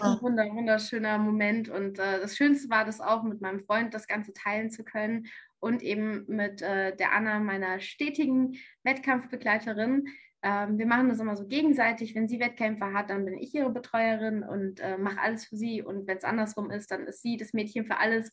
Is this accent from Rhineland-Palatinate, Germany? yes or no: no; near Frankfurt, Hesse, Germany; moved away as an adult; also born or lived in Canada; now in Tübingen, Germany; ich komme ursprünglich aus Hessen, aus der Nähe von Frankfurt.